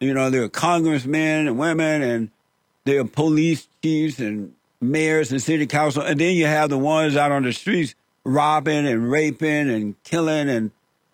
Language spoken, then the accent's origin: English; Alabama, United States; moved away as an adult; When I was growing up, I grew up in Alabama on a plantation